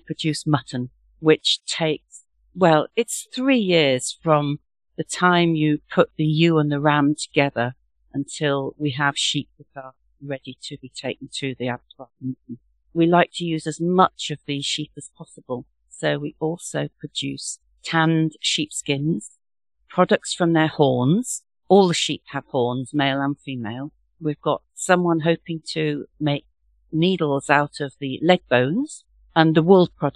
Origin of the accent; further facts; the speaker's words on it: Warwickshire, West Midlands, United Kingdom; also born or lived in Coventry; I grew up in Warwickshire, which is right in the middle of England.